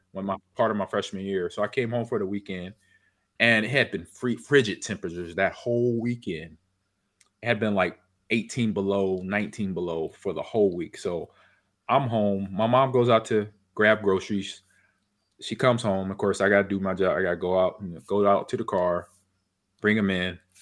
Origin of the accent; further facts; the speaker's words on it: California, United States; I grew up in California